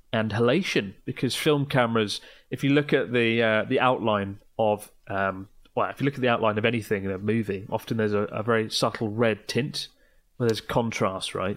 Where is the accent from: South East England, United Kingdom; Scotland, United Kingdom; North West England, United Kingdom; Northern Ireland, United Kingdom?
South East England, United Kingdom; Kent; I'm from Kent